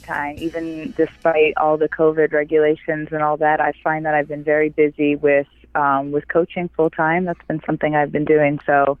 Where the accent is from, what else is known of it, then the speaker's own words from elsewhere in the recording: near Rama, central Ontario, Canada; moved away as an adult; also born or lived in Los Angeles, California; now in Ojai, United States; because I'm originally from Canada. I'm from, Ontario, and I was raised right next to a native reservation called Rama. And this is in central Ontario.